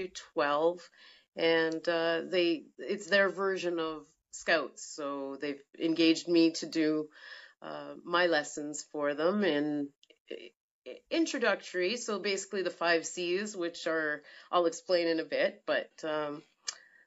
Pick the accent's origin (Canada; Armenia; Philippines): Canada; Timmins, Ontario; moved away as an adult; also born or lived in Toronto; now in Sudbury, Canada; I grew up in Timmins on 80 acres.